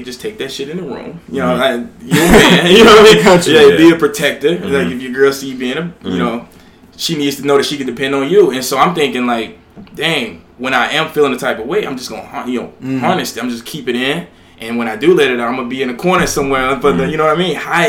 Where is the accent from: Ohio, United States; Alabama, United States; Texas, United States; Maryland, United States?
Alabama, United States; now in New York, United States; I'm from the South, deep South, Alabama, very traditional in their ways.